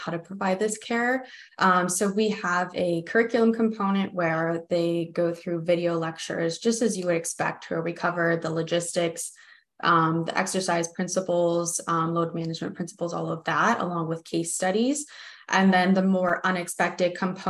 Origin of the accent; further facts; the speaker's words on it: United States; I'm American